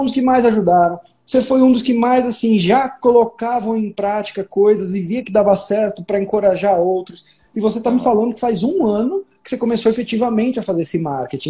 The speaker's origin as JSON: {"language": "Portuguese", "region": "São Paulo", "country": "Brazil", "moved": "as an adult", "lives_now": "Minas Gerais, Brazil", "said": "Eu sou paulista e hoje moro em Minas Gerais"}